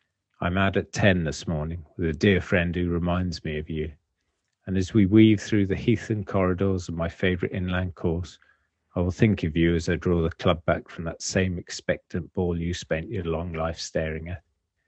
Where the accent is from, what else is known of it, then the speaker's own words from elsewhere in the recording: United Kingdom; but we're British, so we never say that stuff out loud